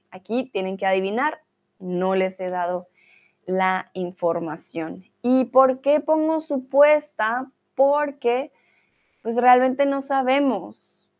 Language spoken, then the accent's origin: Spanish; Colombia; soy de Colombia